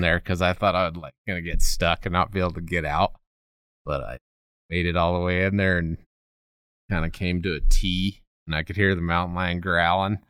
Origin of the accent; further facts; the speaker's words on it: Colorado, United States; growing up in Colorado